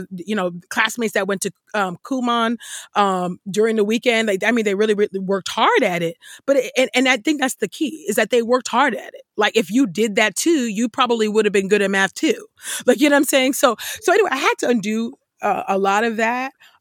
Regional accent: Bay Area, Silicon Valley, California, United States; the Bay Area, I grew up in low income housing. And in that place, Silicon Valley

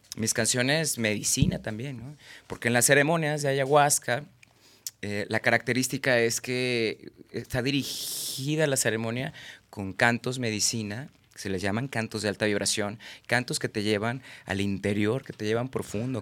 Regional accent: Guadalajara, Jalisco, Mexico; also born or lived in Villahermosa, Tabasco, Mexico; Yo nací en Villahermosa, Tabasco, registrado en Mérida y soy de Guadalajara

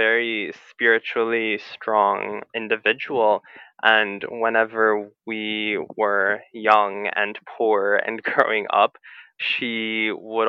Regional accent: St. Louis, Missouri, United States; I'm from St. Louis, Missouri

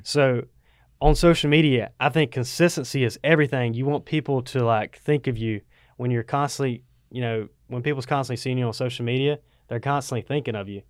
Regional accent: Waycross, Georgia, United States; also born or lived in Statesboro, Georgia; I'm from Waycross

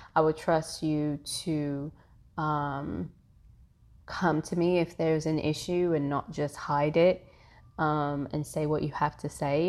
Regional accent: London, United Kingdom; moved away as an adult; now in Atlanta, United States; I am born and raised in London, the Caribbean parents, um, and have lived in Atlanta for the past fifteen years

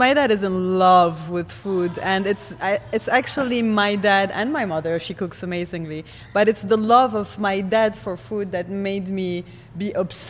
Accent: Lebanon; first language Arabic; English is a second language; moved away

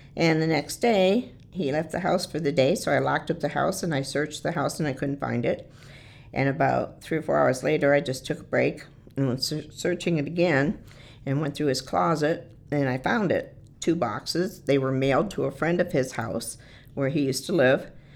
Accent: Detroit, Michigan, United States; moved away; I was born and raised in the Detroit area in Michigan

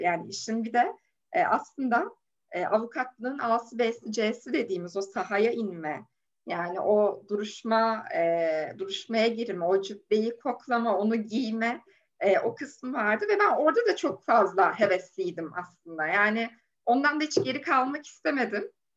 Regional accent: Safranbolu, Karabük Province, Turkey; moved away as an adult; also born or lived in Copenhagen, Denmark / Lund, Sweden; now in Istanbul, Turkey; Karabüklüyüm, Safranboluyum

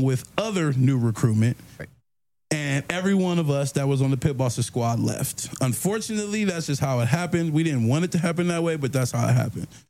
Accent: Maryland, United States; I'm from Maryland

